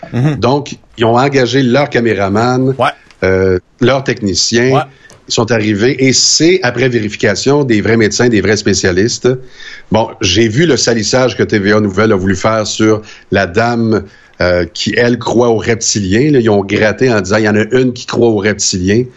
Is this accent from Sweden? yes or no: no; Quebec, Canada; je suis québécois